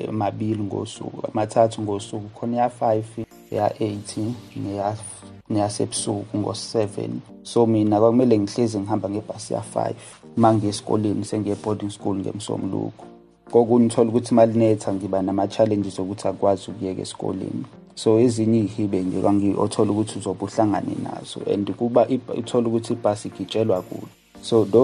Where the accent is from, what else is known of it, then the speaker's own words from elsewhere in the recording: Ndwedwe, KwaZulu-Natal, South Africa; also born or lived in Umlazi; Ngakhulela eNdwebhe, kwisigodi sakaGawule.